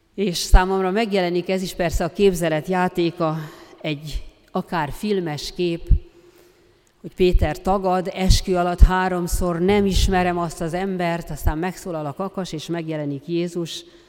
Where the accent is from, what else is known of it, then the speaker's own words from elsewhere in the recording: Transdanubia, Hungary; accent: Transdanubian; honnan való vagyok, és mondtam, hogy Dunántúlra. Azt mondja, "Ja, ezt hallottam a beszédedben, ezt a Dunántúli kiejtést.